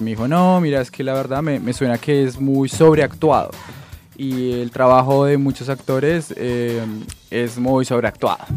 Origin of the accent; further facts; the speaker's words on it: Guasca, Cundinamarca, Colombia; now in Argentina; Yo crecí en la Huasca